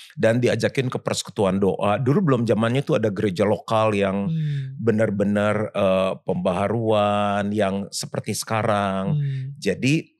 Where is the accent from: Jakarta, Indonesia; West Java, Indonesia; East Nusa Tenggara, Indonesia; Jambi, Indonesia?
Jakarta, Indonesia; Saya lahir di Jakarta